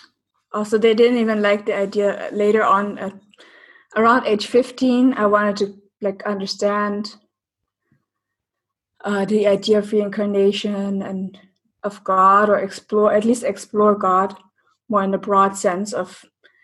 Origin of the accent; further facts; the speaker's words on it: East Germany, Germany; I grew up in East Germany